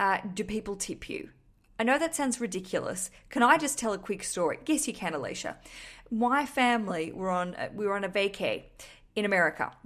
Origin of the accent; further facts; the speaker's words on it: Australia; now in London, United Kingdom; I'm an Australian broadcasting from London